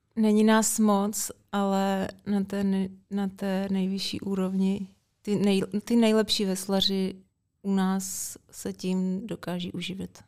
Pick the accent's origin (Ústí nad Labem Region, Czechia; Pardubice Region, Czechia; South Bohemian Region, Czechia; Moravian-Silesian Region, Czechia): Ústí nad Labem Region, Czechia; Děčín; trenér v Děčíně, tenkrát odkud pocházím